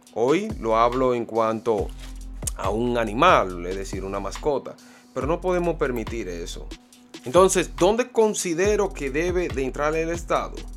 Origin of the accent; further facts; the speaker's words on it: Santo Domingo, Distrito Nacional, Dominican Republic; Matahambre fue mi barrio natal donde yo me pulí, eché los dientes